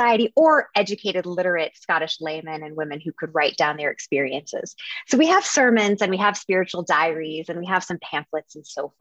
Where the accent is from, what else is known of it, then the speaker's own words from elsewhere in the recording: Dallas, Texas, United States; I'm from Texas, grew up in Dallas